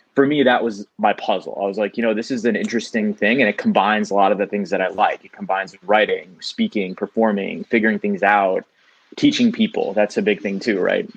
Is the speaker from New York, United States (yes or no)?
yes; New York, United States; also born or lived in Bellerose, New York / Calcutta (parents); So I'm born and bred in New York